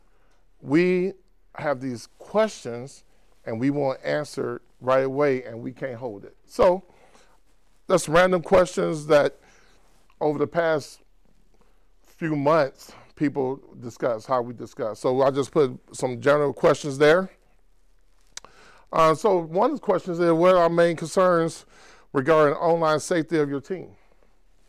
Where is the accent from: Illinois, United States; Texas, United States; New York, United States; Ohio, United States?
Illinois, United States; Chicago; moved away as an adult; now in Spokane, United States; born and raised in Chicago, moved to Spokane a few years ago